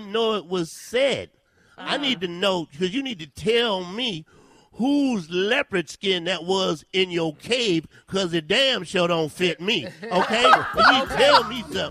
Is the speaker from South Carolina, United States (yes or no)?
yes; South Carolina, United States; I'm from South Carolina.